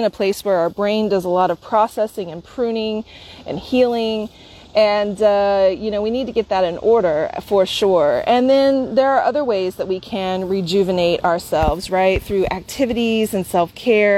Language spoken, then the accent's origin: English; Bartlesville, Oklahoma, United States; now in San Francisco, United States; to arrive here at my hometown.